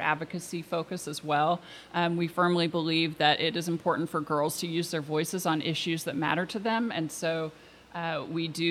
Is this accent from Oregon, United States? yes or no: yes; Portland, Oregon, United States; also born or lived in Washington, D.C.; I grew up here in Portland, and I attended an all-girls high school